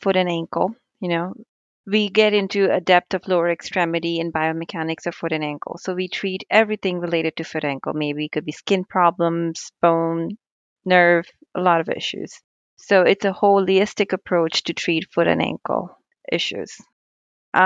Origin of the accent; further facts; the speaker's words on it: India; moved away as an adult; now in United States; I was raised in India. I moved to United States at the age of 18